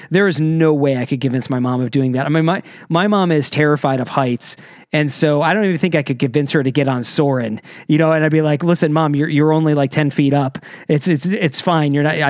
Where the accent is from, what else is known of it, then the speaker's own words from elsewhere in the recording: Michigan, United States; moved away; I wasn't raised in California. I wasn't raised in Florida. I was raised in Michigan.